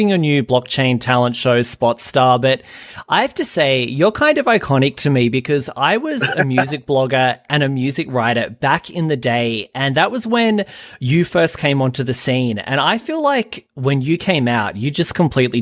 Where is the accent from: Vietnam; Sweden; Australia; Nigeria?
Australia; I'm from Australia and we've always had like dance music here